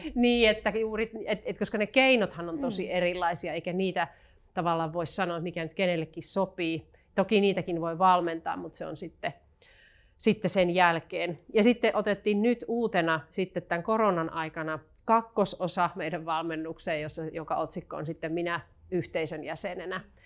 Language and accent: Finnish; Joensuu, North Karelia, Finland; now in Helsinki, Finland; ihan alun perin tulen Joensuusta, joka tässä kenties puheestakin vähän kuultaa. Parikymmentä vuotta asunut Helsingissä